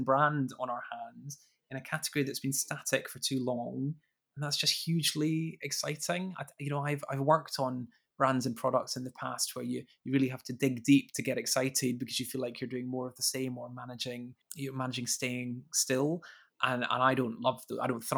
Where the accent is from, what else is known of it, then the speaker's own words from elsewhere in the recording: Edinburgh, Scotland, United Kingdom; moved away; I am indeed from Edinburgh.